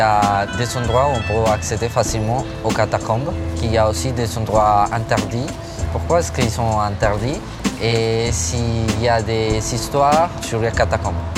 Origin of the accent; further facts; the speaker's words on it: Colombia; now in Paris, France; j'ai 17 ans, je viens de Colombie